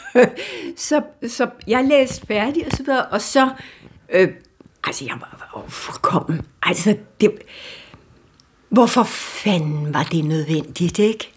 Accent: Denmark

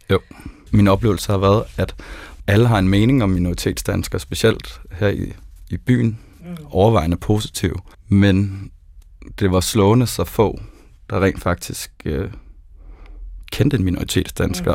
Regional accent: South Zealand, Denmark; Jeg er født på Sydsjælland og har gået i folkeskole med libaneser og palæstinenser

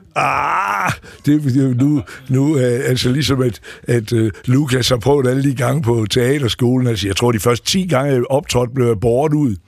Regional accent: Aarhus, Central Denmark Region, Denmark; moved away as an adult; also born or lived in Faroe Islands / New York; jeg voksede op i Rigskov

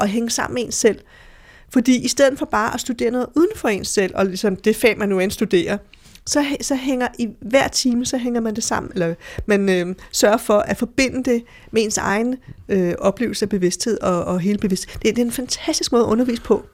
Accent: Denmark; Jeg er fra Danmark

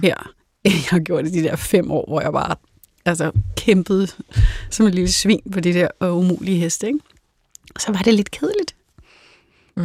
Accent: North Zealand, Capital Region of Denmark, Denmark; Jeg kommer fra Sjælland Lund, øh, som er Nordsjælland

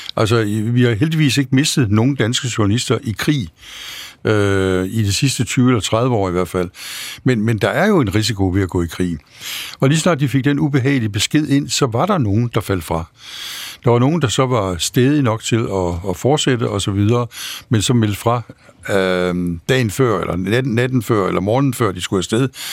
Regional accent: Denmark; jeg var dansker

